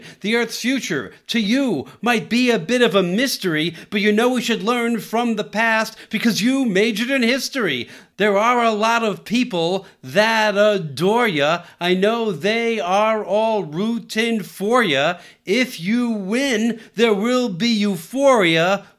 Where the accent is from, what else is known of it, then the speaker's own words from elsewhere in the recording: San Diego, California, United States; making my hometown a better place to live. And I'm glad that part of making San Diego a better place to live is by reducing greenhouse gases.